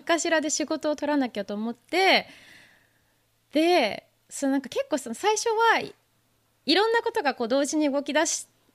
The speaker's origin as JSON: {"language": "Japanese", "town": "Urayasu", "region": "Chiba", "country": "Japan", "tie": "born or raised there", "also_born_or_lived": "Oregon, United States", "moved": "as an adult", "lives_now": "New York, United States", "said": "私はあの千葉県の浦安市にずっと住んでて"}